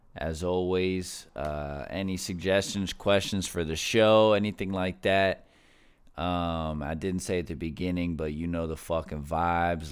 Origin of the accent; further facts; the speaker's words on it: Florida, United States; in my home state, Florida